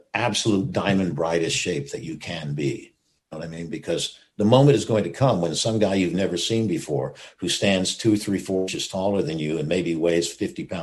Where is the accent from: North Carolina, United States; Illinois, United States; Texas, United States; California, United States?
Texas, United States; Gulf of Mexico; moved away; also born or lived in Seattle; I was raised in Texas on the Gulf of Mexico